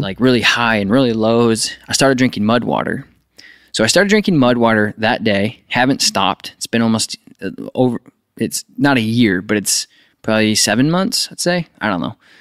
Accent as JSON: {"language": "English", "region": "upstate New York", "country": "United States", "said": "I'm from New York"}